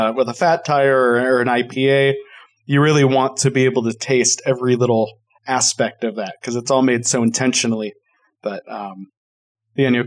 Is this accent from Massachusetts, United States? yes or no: no; Colorado, United States; I am from Colorado